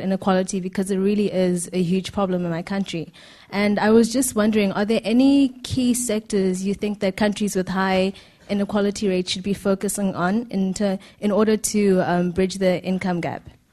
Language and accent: English; Namibia; I'm from Namibia.